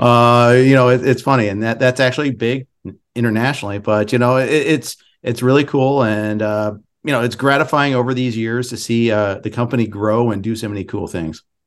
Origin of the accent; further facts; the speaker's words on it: Indianapolis, Indiana, United States; I was born in Indy